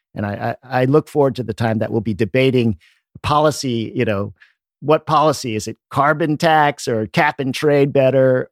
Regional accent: Washington, District of Columbia, United States; I grew up in the Washington, D C area.

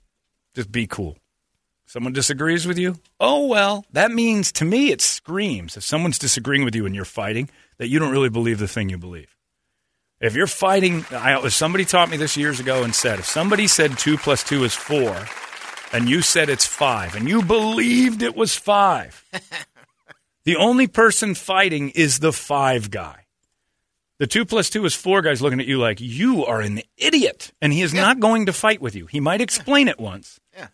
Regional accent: Tucson, Arizona, United States; I'm from Tucson.

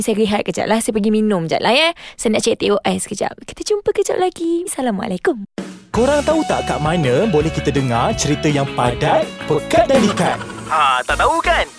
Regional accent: Kuala Lumpur, Malaysia; saya dibesarkan di Kuala Lumpur Memang nak jadi KL Boring sangat cerita I KL I memang orang KL Duduk dekat Ceras

